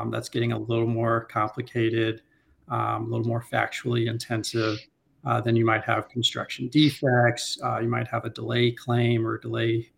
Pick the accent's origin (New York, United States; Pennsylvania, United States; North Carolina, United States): North Carolina, United States; Raleigh; moved away as an adult; now in Washington, DC, United States; I'm a North Carolina native, born and raised in Raleigh, moved to DC in the late 2000s after law school.